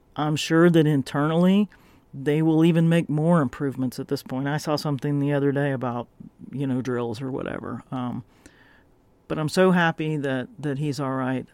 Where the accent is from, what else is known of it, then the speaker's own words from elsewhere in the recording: the South, United States; moved away; I grew up in the South